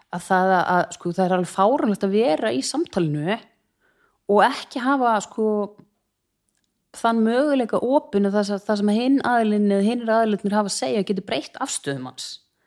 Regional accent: Reykjavík, Capital Region, Iceland; also born or lived in Hafnarfjörður; ég er fætt og uppalinn í Hafnarfyrði til fjögur eða fimm ára aldurs og þá skildu fóröldra mínir og ég flutti með mammu til Reykjavíkur

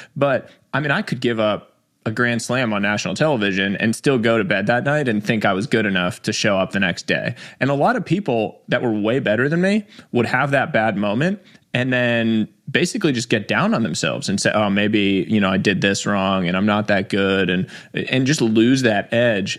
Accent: New York City, New York, United States; I was born in New York City

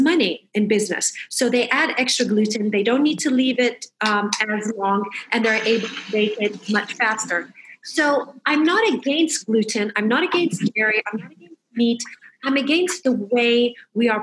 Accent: Michigan, United States; moved away; I grew up in Michigan

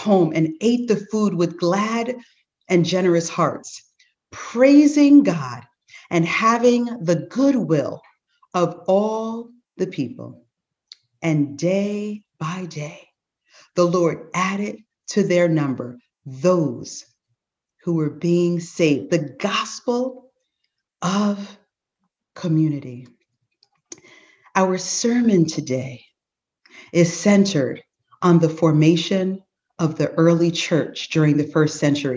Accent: Teaneck, New Jersey, United States; the unique experiences we had growing up in Teaneck

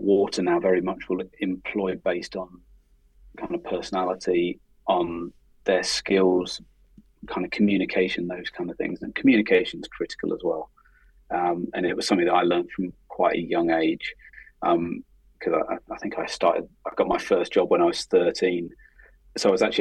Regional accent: Oxford, South East England, United Kingdom; moved away; I was born in Oxford, and actually it was quite nice going back to the city kind of where I was born

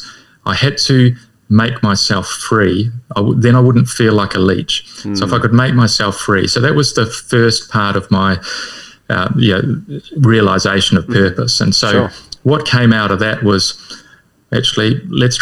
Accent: Whakatane, Bay of Plenty, New Zealand; accent: Kiwi; I come from Whakatane.

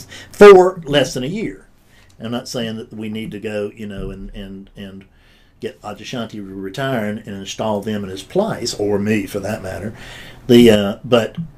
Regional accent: South Carolina, United States; I'm from South Carolina

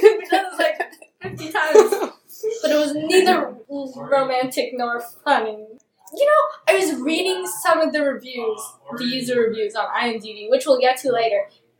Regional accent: California, United States; I'm from California. I just came from LA.

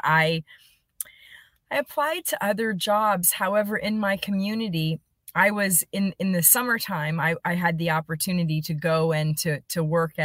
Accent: Allentown, Pennsylvania, United States; moved away; I grew up in Allentown, Pennsylvania.

